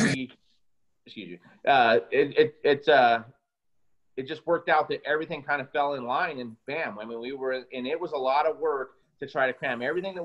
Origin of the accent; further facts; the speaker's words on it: United States; being an American